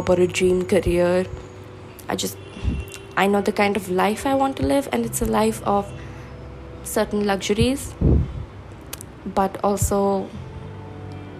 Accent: India; I am from India.

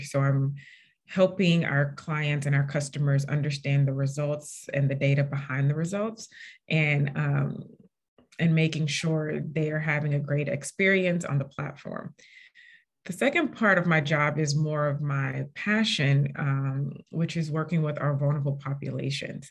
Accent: St. Louis, Missouri, United States; moved away as an adult; also born or lived in Indiana / Washington, D.C.; I'm originally from St. Louis, Missouri

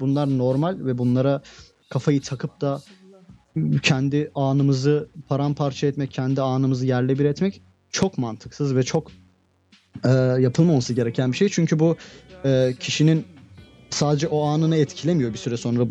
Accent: Turkey; ben Türkiye'de doğdum, Türkiye'de büyüdüm

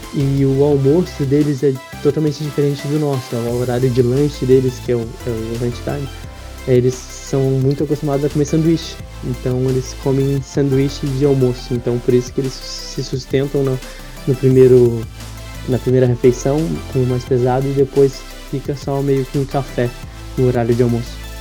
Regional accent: Piraquara, Paraná, Brazil; moved away as an adult; also born or lived in Curitiba; now in Ireland; nascido em Curitiba, mas morei a minha vida inteira em Piraquara

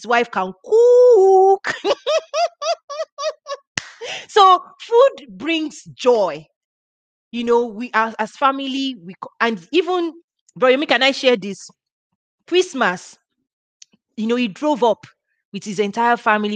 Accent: Nigeria; moved away; I have very warm memories of growing up in Africa

